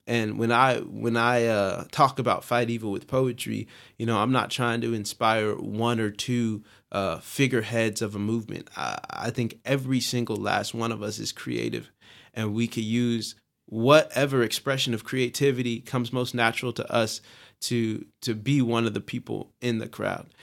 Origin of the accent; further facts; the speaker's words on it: Long Beach, California, United States; I am from Long Beach, California